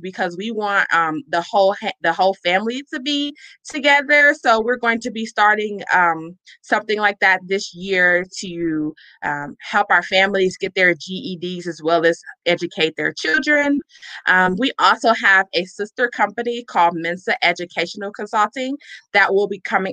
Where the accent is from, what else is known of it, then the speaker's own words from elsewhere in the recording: Chicago, Illinois, United States; I'm originally from Chicago, Illinois